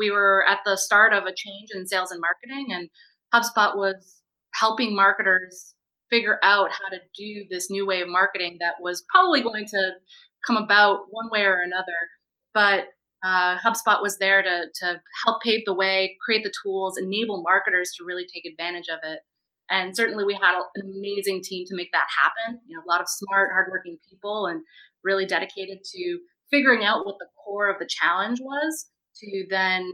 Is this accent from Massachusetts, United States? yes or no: yes; suburbs of Boston, Massachusetts, United States; also born or lived in Montreal, Canada; I grew up in the suburbs of Boston